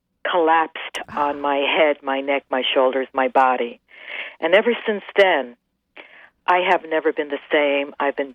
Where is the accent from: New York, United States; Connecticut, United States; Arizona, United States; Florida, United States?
New York, United States; New York City; accent: Brooklyn; moved away as an adult; now in Seattle, United States; You haven't heard my accent yet. I'm living in Seattle 35 years, and I still have my Brooklyn accent.